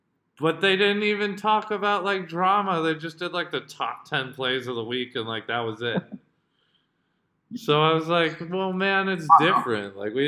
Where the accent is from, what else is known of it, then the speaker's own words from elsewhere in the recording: Jakarta, Indonesia; and granted, I grew up in Jakarta. Like, I was watching Star Sports.